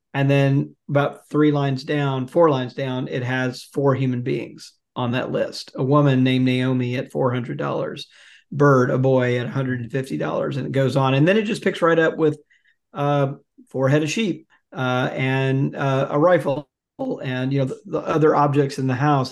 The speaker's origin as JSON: {"language": "English", "town": "Jackson", "region": "Mississippi", "country": "United States", "tie": "born or raised there", "said": "I grew up in Jackson, Mississippi for the most part."}